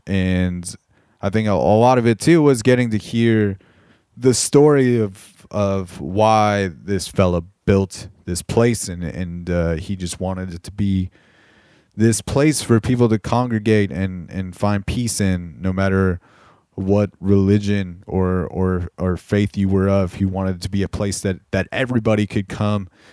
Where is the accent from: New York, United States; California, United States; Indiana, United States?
California, United States; Corona; moved away; back in Southern California where we grew up in Corona